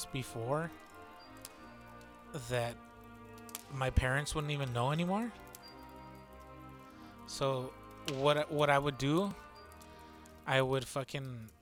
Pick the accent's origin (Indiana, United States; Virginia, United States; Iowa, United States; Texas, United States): Texas, United States; I'm from Texas